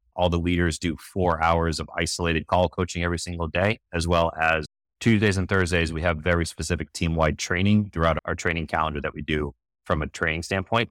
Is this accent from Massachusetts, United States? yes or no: yes; Boston, Massachusetts, United States; I'm from Boston. I grew up during the decade of excellence with Patriots, Red Sox, Bruins, Celtics.